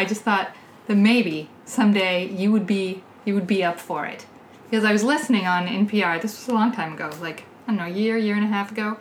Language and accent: English; Nevada, United States; I'm from Nevada.